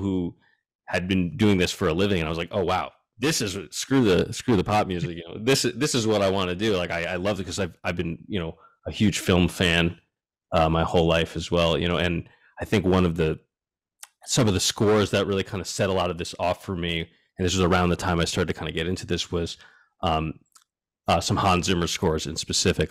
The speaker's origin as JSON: {"language": "English", "region": "East Coast", "country": "United States", "tie": "born or raised there", "moved": "as an adult", "lives_now": "Los Angeles, United States", "said": "I grew up on the East Coast"}